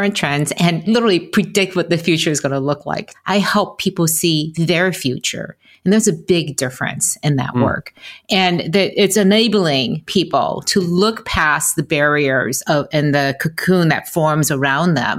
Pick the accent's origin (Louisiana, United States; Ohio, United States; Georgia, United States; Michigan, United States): Michigan, United States; Detroit; growing up in Detroit